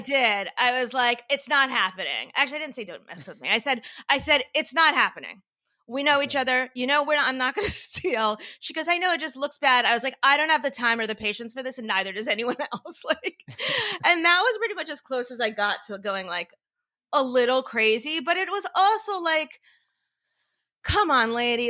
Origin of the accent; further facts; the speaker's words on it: Florida, United States; now in New York, United States; I'm from Florida